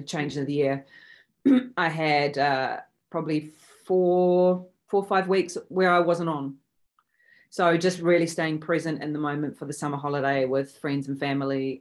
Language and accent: English; New Zealand; also born or lived in Sydney, Australia; I am a Kiwi. However, I live between New Zealand and Sydney, Australia